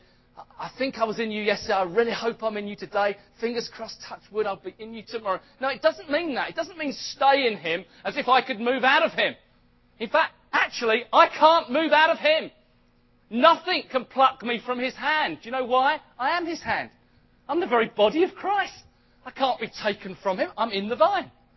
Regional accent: United Kingdom; I'm British. I know I'm British because I was born in Britain

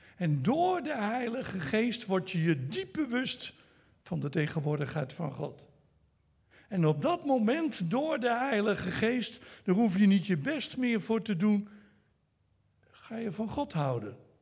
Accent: Netherlands; first language Dutch; ik ben een Nederlander, dus ik praat Nederlands

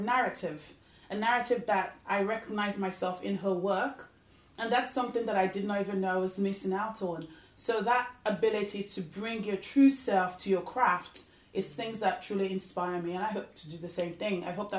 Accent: Lagos, Nigeria; moved away as an adult; also born or lived in England; now in United States; I was born in Lagos, Nigeria. I stayed there all the way through my high school and then went to the United States for undergraduate. And I've been living in the US for probably 22 years now.

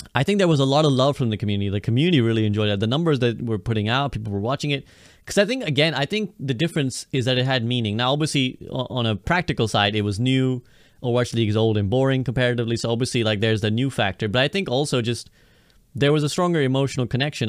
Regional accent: United Kingdom; I'm a Brit

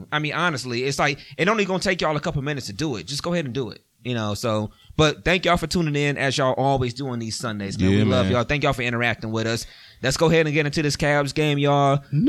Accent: Cleveland, Ohio, United States; We are from Cleveland

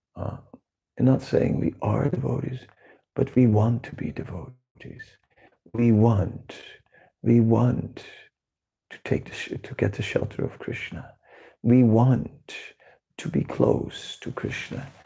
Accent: Netherlands; moved away; I'm from the Netherlands

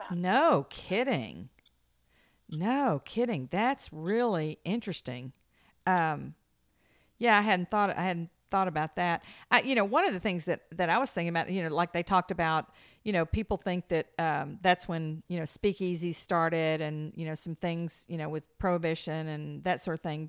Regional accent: the South, United States; we're from the South

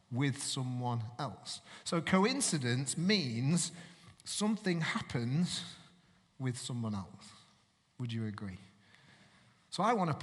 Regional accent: Manchester, North West England, United Kingdom; moved away; I'm originally from Manchester, and my parents are from Manchester

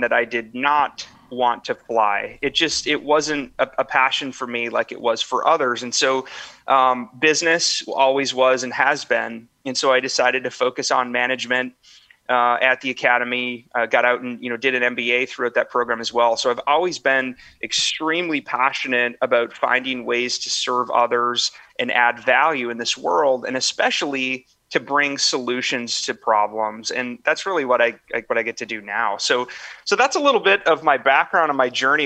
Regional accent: northern Minnesota, United States; moved away as an adult; I'm from a small, small town in northern Minnesota

